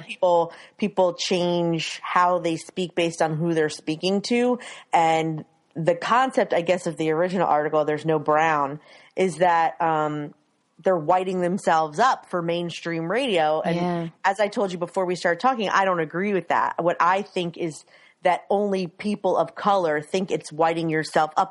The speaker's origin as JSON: {"language": "English", "region": "Maryland", "country": "United States", "tie": "born or raised there", "moved": "yes", "lives_now": "Philadelphia area, United States", "said": "I grew up in Maryland and now I live near Philly"}